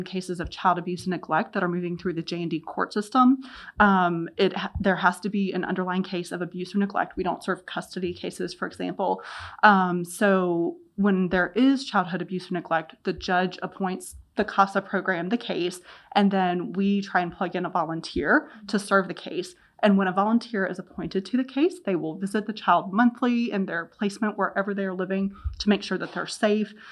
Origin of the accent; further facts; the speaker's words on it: Lynchburg, Virginia, United States; I grew up in the Lynchburg community, tons of connections to Centro. I was born at Virginia Baptist